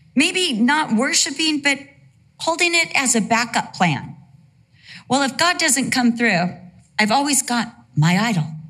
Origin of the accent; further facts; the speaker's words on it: Costa Mesa, California, United States; also born or lived in Santa Ana, California / Vista, California / England; For the most part of my life, I lived in Costa Mesa, California